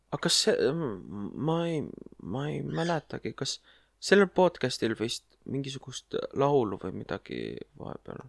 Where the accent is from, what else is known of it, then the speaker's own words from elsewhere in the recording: Tallinn, Harju County, Estonia; ma olen ise Mustamäelt